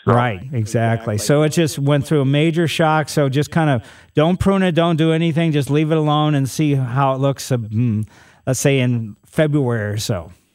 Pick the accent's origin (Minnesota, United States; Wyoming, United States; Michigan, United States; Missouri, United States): Missouri, United States; Ellisville; also born or lived in St. Louis, Missouri; Growing up in Ellisville